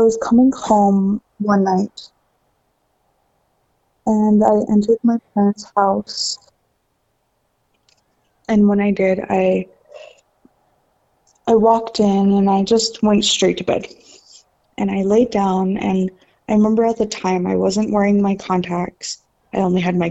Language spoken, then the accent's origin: English; Browning, Montana, United States; I grew up on the Blackfeet Reservation in Browning, Montana.